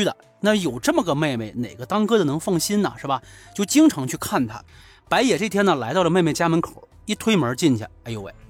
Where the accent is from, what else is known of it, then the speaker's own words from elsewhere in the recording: China; 因为白银离我的老家不是很远